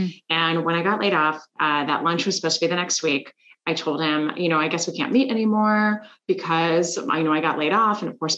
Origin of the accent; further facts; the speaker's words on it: Switzerland; also born or lived in Korea / Germany; now in Washington DC, United States; I lived in Korea for about 7 months, and then I was in Germany. I'm originally from Switzerland, and so I had a chance to go back to Germany and be closer to family for a few years.